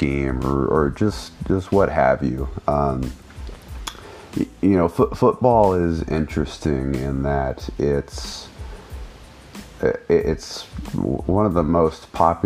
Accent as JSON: {"language": "English", "country": "United States", "also_born_or_lived": "Sacramento", "said": "us Americans"}